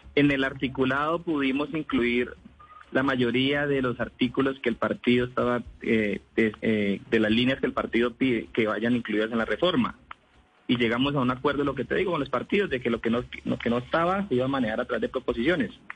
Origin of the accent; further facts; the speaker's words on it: Vaupés, Colombia; Yo vengo de un departamento de la Amazonía que se llama el departamento del Baupés, donde el 95% de la población somos indígenas